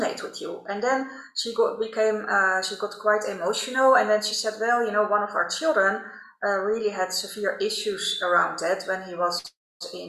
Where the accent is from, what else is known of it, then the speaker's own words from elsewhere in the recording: Netherlands; accent: Dutch; English is a second language; also born or lived in Rotterdam; I'm Dutch, by the way, as you can probably hear by my accent